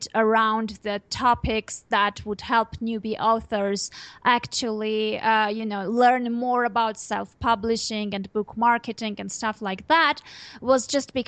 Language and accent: English; Armenia; first language Armenian; English is a second language; I speak Armenian, it's obviously my native tongue.